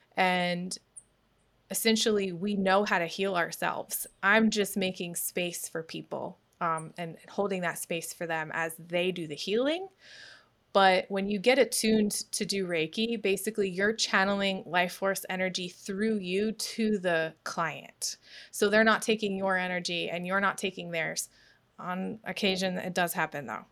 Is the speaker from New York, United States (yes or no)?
yes; New York, United States; moved away as an adult; also born or lived in Myrtle Beach, South Carolina; now in Suwanee, United States; I was born and raised in New York.